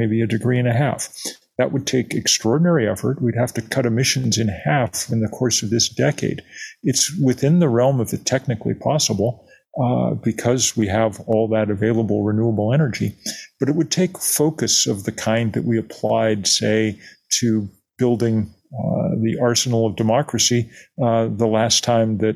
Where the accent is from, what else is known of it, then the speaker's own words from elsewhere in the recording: Lexington, Massachusetts, United States; I grew up in Lexington, Massachusetts